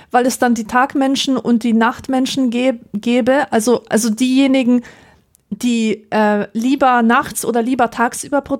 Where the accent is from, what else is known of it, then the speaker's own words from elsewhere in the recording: Poland; aufgewachsen in Polen, war das ganz genau so.